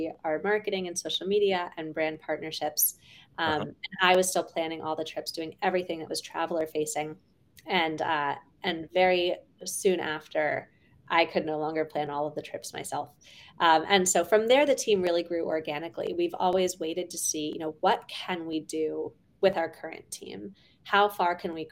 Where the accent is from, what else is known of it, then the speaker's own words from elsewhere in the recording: Pittsburgh, Pennsylvania, United States; I grew up in Pittsburgh, Pennsylvania